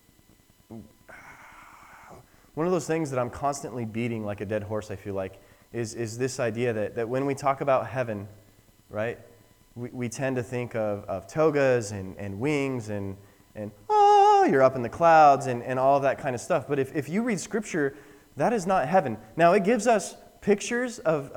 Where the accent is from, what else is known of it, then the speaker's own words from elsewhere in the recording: Wyoming, United States; I'm from Wyoming